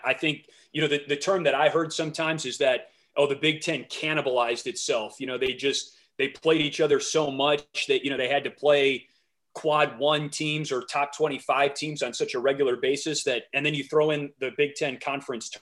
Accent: Wisconsin, United States; I grew up in the Midwest. I grew up in Wisconsin.

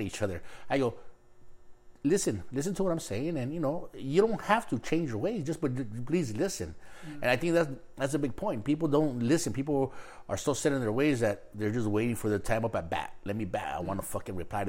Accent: Los Angeles, California, United States; also born or lived in Mexico; we grew up in East LA and there was no blacks

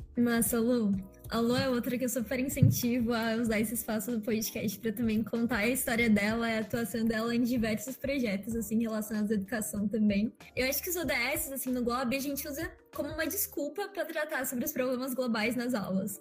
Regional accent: Engenheiro Coelho, São Paulo, Brazil; also born or lived in Curitiba, Paraná; Eu nasci em Curitiba é, em 2003, assim, então 18 aninhos atrás, mas eu me mudei bem nova para o interior de São Paulo, para uma cidade chamada Engenheiro Coelho, que é onde eu vivo

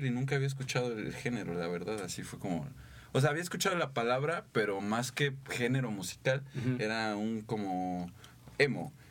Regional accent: Mexico City, Mexico; now in Querétaro, Mexico; Yo, yo llego a vivir, tampoco soy de aquí, soy del DF.

